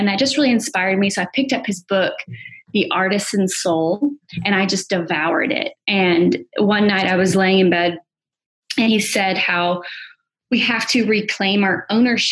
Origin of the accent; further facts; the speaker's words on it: Alabama, United States; moved away; also born or lived in New York; I'm originally from Alabama, and I moved up to New York